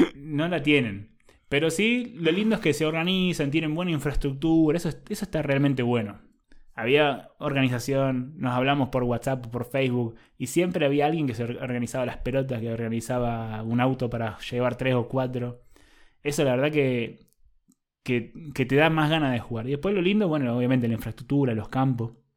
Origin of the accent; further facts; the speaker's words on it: Argentina; moved away as an adult; now in Austria; la experiencia que tuve en la Patagonia Argentina